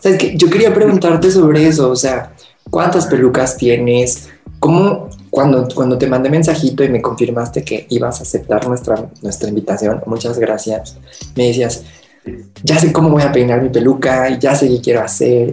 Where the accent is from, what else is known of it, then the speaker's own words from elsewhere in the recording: Mexico City, Mexico; soy de la Ciudad de México